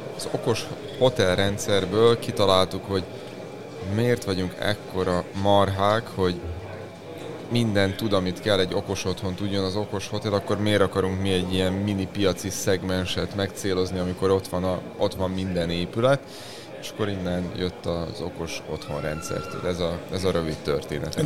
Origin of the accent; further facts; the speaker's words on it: Subotica, Vojvodina, Serbia; mi Vajdaságból jövünk, Szabadkáról, határ túloldaláról